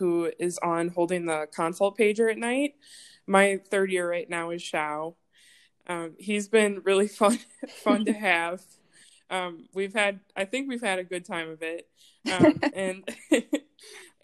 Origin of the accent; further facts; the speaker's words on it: Northwest Indiana, United States; moved away as an adult; now in St. Louis, United States; I'm from Northwest Indiana